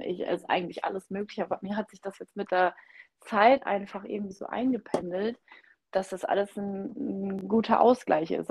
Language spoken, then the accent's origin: German; Oldenburger Münsterland, Lower Saxony, Germany; ich komme ja aus dem Norden und hier im Oldenburger Linn-Münsterland essen wir immer sehr, sehr gerne Grünkohl